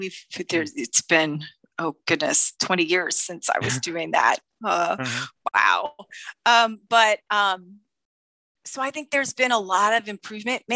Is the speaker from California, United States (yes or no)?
no; Gainesville, Florida, United States; also born or lived in Orlando, Florida; I'm originally from Orlando. And then I moved up to Gainesville at about 10. My parents moved me to Gainesville. And I was more or less there for till I graduated college.